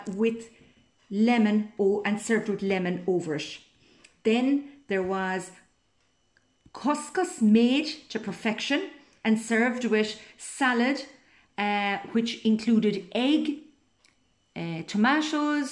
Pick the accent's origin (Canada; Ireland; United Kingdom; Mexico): Ireland; Cork, Munster; I'm from Cork in Southern Ireland. I was born and reared on a dairy farm next to the iconic Blarney Stone